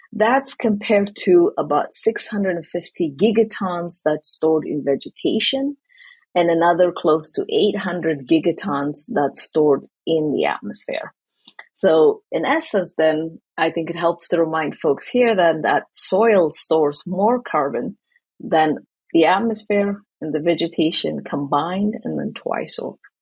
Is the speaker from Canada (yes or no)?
no; Asmara, Eritrea; moved away as an adult; now in United States; I grew up in East Africa in Eritrea. So, in the capital city of Eritrea, in Asmara, is where I was born and raised